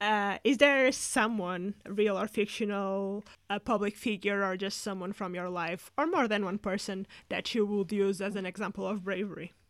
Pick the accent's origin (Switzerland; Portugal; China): Portugal; now in United Kingdom; I come from Portugal that has, like, a huge drinking culture as well